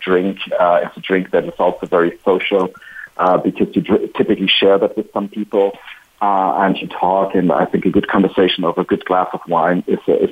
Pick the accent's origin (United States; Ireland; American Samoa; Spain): Spain; my home country